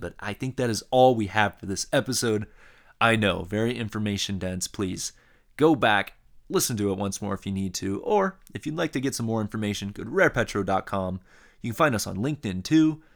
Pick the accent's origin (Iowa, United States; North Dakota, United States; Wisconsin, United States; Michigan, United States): Iowa, United States; I grew up in Iowa and a Midwesterner. Uh, I grew up in a small town